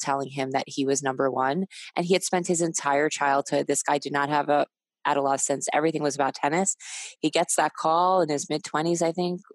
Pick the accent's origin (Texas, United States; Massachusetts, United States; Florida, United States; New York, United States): New York, United States; I'm a New Yorker